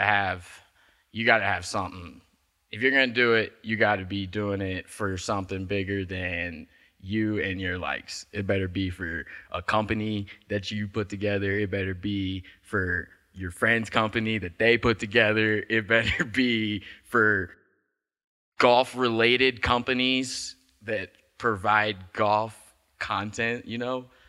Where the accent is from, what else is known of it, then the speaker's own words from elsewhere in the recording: Midwest, United States; moved away; I'm from the Midwest